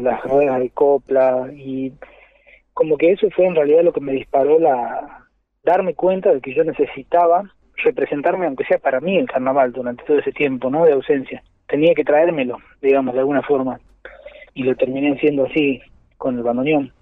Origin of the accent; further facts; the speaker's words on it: Jujuy, Argentina; yo soy de Jujuy